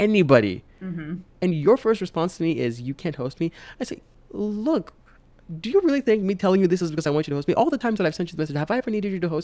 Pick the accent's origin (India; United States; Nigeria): Nigeria; moved away; I'm Nigerian